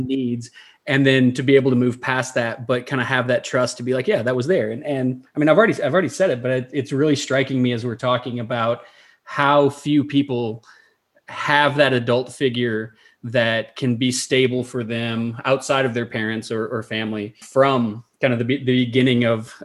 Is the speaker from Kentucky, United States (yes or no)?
yes; Somerset, Kentucky, United States; moved away; my time in Somerset and growing up in Eastern Kentucky